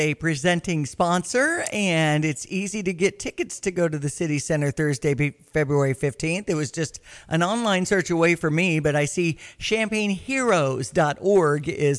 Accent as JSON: {"language": "English", "town": "Tolono", "region": "Illinois", "country": "United States", "tie": "born or raised there", "said": "my hometown at Tolono"}